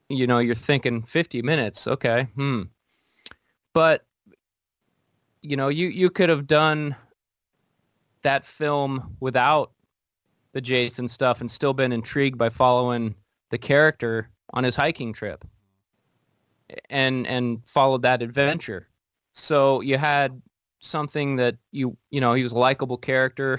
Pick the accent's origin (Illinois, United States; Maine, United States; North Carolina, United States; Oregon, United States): Oregon, United States; Portland; now in Washington, United States; I'm from Portland. I'm a Portland-based actor